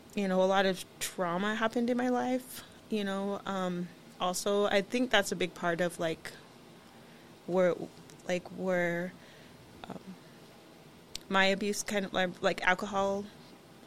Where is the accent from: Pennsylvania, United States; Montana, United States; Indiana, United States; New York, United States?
Montana, United States; Busby; I grew up in Busby